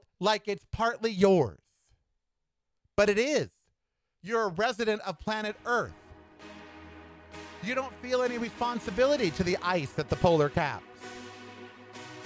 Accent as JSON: {"language": "English", "country": "United States", "said": "I am an American."}